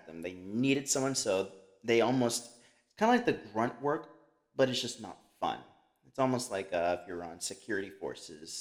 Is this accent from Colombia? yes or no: yes; Colombia; I'm a dark-skinned individual. I'm from Colombia.